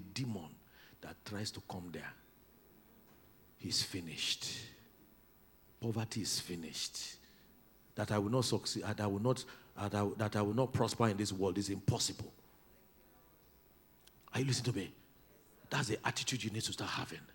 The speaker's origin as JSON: {"language": "English", "town": "Oginibo", "region": "Delta", "country": "Nigeria", "said": "It's Oginibo. It may not be on your Google map, but that's where I come from."}